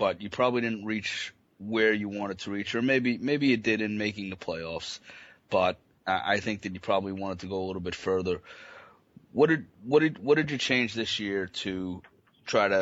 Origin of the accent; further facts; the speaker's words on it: New York, United States; I'm from New York